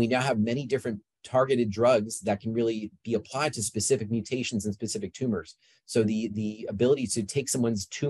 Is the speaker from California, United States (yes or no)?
yes; Yorba Linda, California, United States; moved away as an adult; I grew up in Yorba Linda